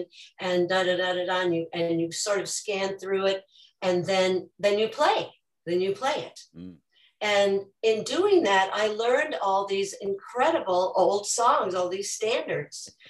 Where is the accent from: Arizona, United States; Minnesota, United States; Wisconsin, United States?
Minnesota, United States; I grew up in Minnesota with a family that did a lot of singing